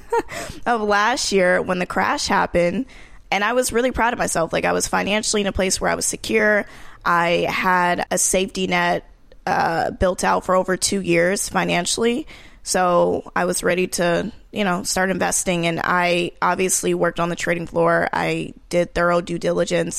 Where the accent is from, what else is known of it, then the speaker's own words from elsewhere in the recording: Marietta, Georgia, United States; moved away as an adult; also born or lived in New York; I came from Georgia, Marietta, Georgia, which is the suburbs of Atlanta.